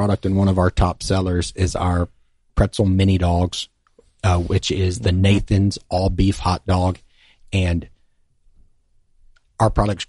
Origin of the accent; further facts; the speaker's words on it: the South, United States; for people like me that grew up, in the South, where we're not from the Northeast or Philadelphia